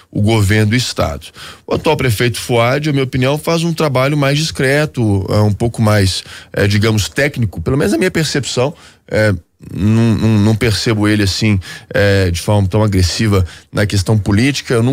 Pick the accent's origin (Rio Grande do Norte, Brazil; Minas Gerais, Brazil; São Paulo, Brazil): Minas Gerais, Brazil; Belo Horizonte; Eu que nasci em Belo Horizonte, fiz minha vida inteira na capital mineira